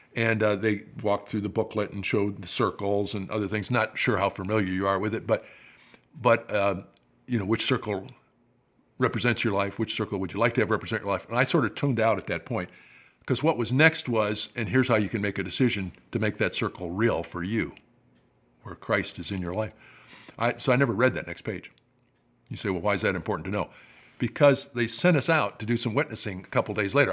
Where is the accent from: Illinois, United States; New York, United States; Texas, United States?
Illinois, United States; Rockford; moved away as an adult; That's my hometown